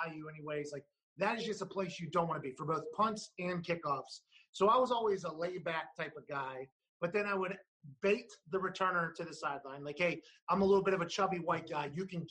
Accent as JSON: {"language": "English", "town": "Pittsburgh", "region": "Pennsylvania", "country": "United States", "said": "I'm from Pittsburgh, right? I grew up playing football"}